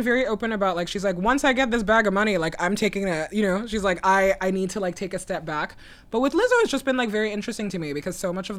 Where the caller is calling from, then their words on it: Brooklyn, New York, United States; I'm calling in from Brooklyn.